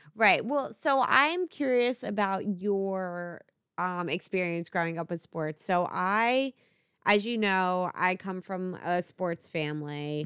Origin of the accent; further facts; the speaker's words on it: Philadelphia, Pennsylvania, United States; my family, so we're obviously from Philly, we're a, all about Philly sports teams.